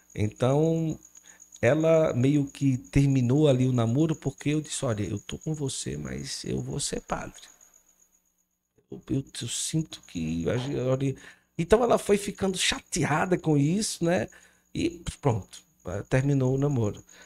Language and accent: Portuguese; Cariri region, Ceará, Brazil; also born or lived in Recife, Pernambuco; Eu sou de Recife, cheguei aqui na região do Cariri, eu tinha seis para sete anos